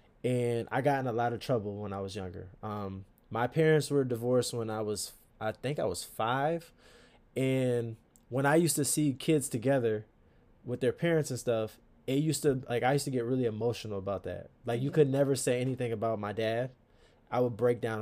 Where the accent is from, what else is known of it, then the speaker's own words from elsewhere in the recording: Stamford, Connecticut, United States; now in Akron, United States; I'm from Stamford, Connecticut. Born and raised